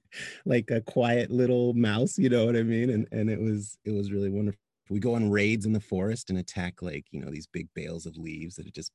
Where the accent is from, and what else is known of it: Virginia, United States; born or raised there; now in Los Angeles, United States